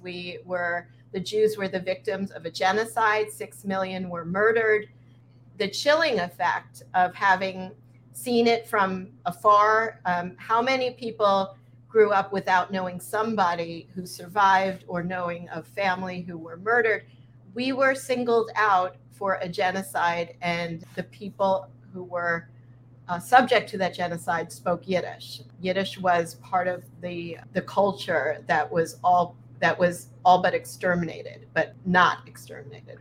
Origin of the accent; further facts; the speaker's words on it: Sea Cliff, New York, United States; also born or lived in Flatbush, Brooklyn; I was born in Flatbush, Brooklyn, and I moved to Seacliff, Long Island when I was four